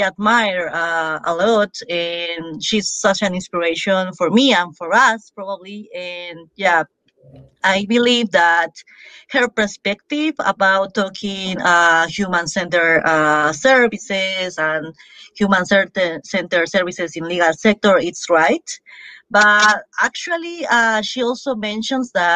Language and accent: English; Peru; English is a second language; moved away as an adult; also born or lived in Arequipa, Peru; now in Madrid, Spain; I'm originally from Peru and I studied law